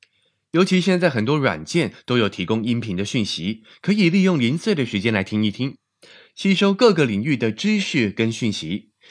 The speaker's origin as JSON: {"language": "Chinese", "country": "China", "said": "但我相信，对我们中国人来说也是越来越重要了。"}